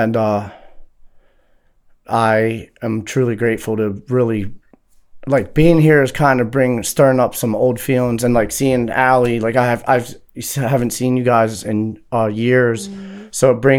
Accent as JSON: {"language": "English", "town": "Jessup", "region": "Maryland", "country": "United States", "tie": "born or raised there", "also_born_or_lived": "Laurel, Maryland / Baltimore, Maryland", "said": "I grew up in Howard County, Maryland, and I currently reside in Baltimore, Maryland, Northeast."}